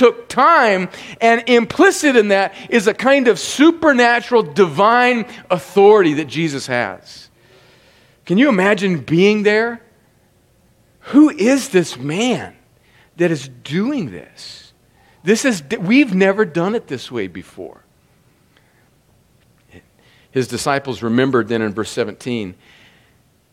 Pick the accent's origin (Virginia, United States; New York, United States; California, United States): California, United States; Los Angeles; moved away; I was born in Los Angeles